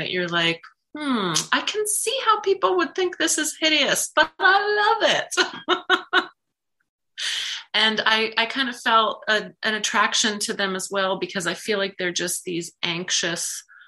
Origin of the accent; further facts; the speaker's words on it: Beavercreek, Ohio, United States; moved away as an adult; also born or lived in Dayton, Ohio / France; now in Atlanta, United States; I am from Dayton, Ohio, originally. I grew up in Beaver Creek, to be exact.